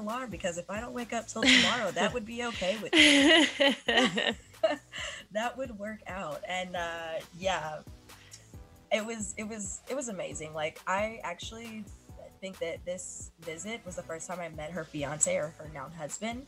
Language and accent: English; Kentucky, United States; moved away; my hometown in Kentucky